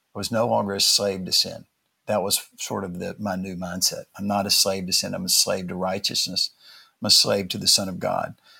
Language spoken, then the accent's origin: English; Atlanta, Georgia, United States; now in New York City, United States; I grew up in the South and was born in Atlanta